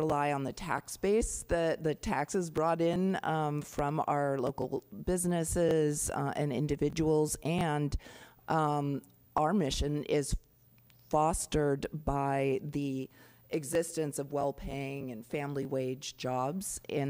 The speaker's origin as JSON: {"language": "English", "area": "San Francisco Bay Area", "region": "California", "country": "United States", "tie": "born or raised there", "moved": "yes", "lives_now": "Multnomah County, United States", "said": "I grew up in San Francisco Bay Area before Silicon Valley"}